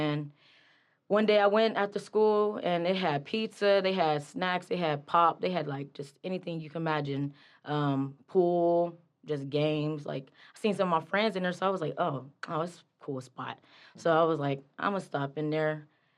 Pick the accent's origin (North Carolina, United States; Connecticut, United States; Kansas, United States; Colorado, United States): Kansas, United States; Wichita; now in Pittsburgh, United States; I'm from Wichita, Kansas, originally, but now I'm in Pittsburgh.